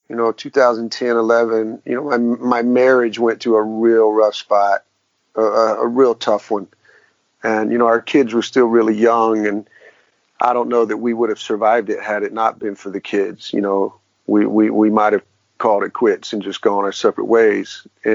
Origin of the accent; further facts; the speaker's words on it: the South, United States; I grew up in classic rock. I'm from the South.